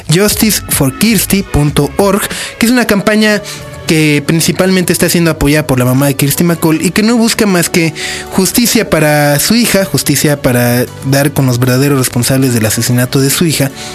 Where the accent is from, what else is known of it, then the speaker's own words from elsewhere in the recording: Mexico; a mí como mexicano